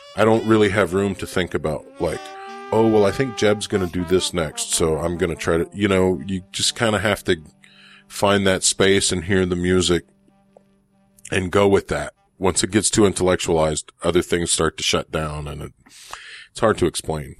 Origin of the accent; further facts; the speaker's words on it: South Louisiana, United States; also born or lived in New Orleans; I grew up in South Louisiana and all of my professional life I've lived in New Orleans